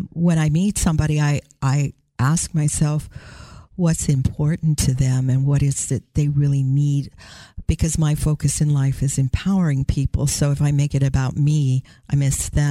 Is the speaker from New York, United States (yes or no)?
no; Tacoma, Washington, United States; I'm from the Tacoma area below Seattle in Washington